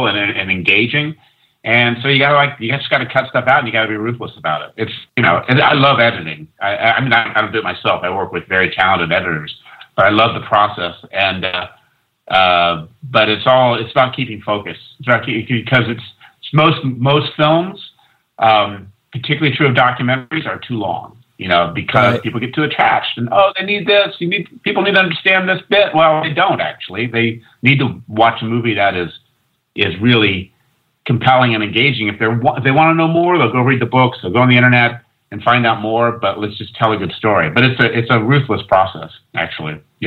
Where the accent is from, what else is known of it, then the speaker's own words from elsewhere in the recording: West Coast, United States; moved away as an adult; also born or lived in London; I grew up on the West Coast and went to London and for grad school